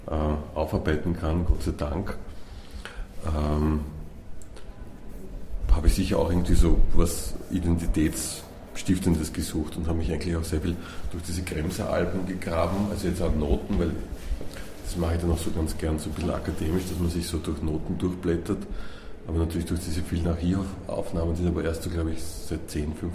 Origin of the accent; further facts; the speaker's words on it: Vienna, Austria; born there; weil ich bin gebürtiger Wiener